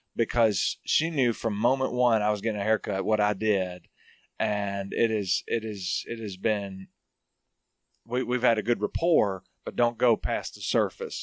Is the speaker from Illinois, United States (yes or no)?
no; Hartselle, Alabama, United States; moved away as an adult; also born or lived in Arkansas / Auburn, Alabama / New Orleans, Louisiana; now in Franklin, Tennessee, United States; I'm from North Alabama, small town called Hartsville